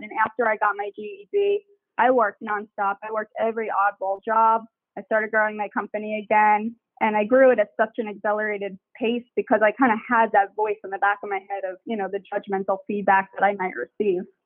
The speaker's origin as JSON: {"language": "English", "area": "Long Island", "region": "New York", "country": "United States", "tie": "born or raised there", "said": "I grew up in Long Island"}